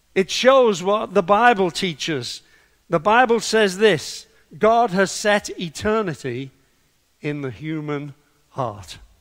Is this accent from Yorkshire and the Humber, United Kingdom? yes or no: no; Liverpool, North West England, United Kingdom; I was brought up in Liverpool